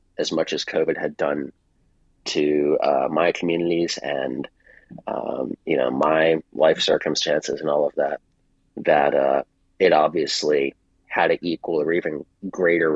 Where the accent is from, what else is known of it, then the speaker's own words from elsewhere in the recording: Virginia, United States; I left Virginia, and because that's my home state, home area